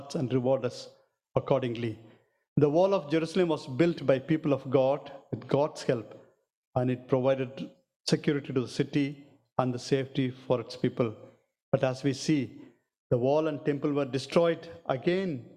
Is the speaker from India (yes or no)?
yes; South India, India; I'm from South India